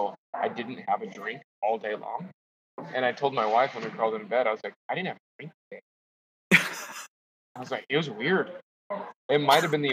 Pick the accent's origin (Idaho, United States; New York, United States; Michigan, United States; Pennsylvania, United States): Idaho, United States; my hometown